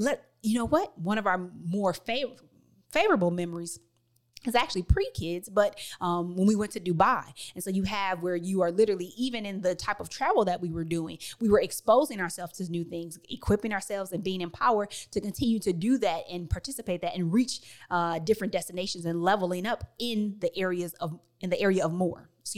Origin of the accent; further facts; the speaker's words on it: Detroit, Michigan, United States; I moved all the way from Detroit, Michigan to the suburbs of Chicago.